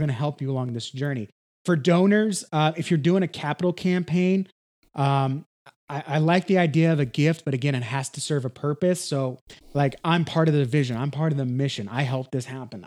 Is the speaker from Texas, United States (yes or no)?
yes; Texas, United States; I'm from Texas, so I use a lot of Texas